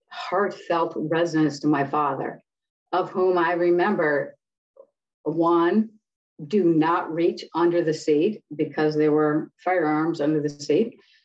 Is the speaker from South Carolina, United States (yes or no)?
no; Detroit, Michigan, United States; Okay, I grew up in Detroit during the civil rights riots. Born in 1962